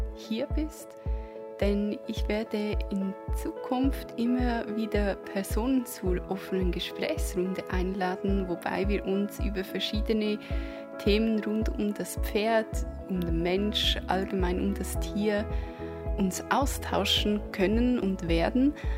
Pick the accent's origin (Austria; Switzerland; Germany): Switzerland; accent: Swiss; man wird natürlich meinen Schweizer Akzent immer wieder hören können